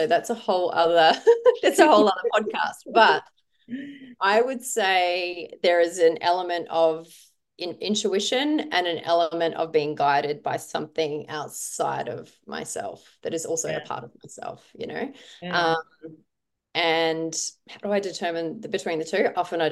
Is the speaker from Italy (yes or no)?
no; South Australia, Australia; I grew up in a small country town in South Australia